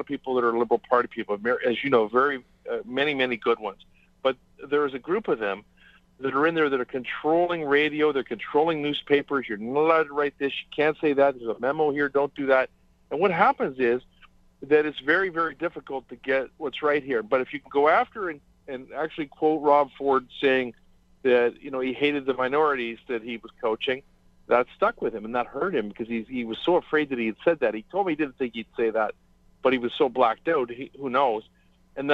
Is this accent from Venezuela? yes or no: no; Canada; as a Canadian